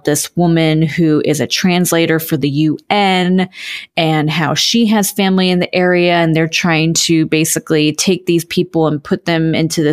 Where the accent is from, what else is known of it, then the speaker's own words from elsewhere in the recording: United States; as an American